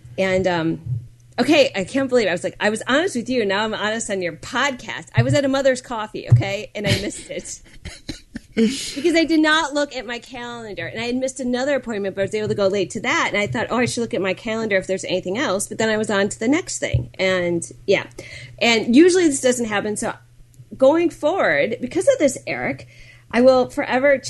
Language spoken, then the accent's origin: English; Milwaukee, Wisconsin, United States; I'm from the Milwaukee area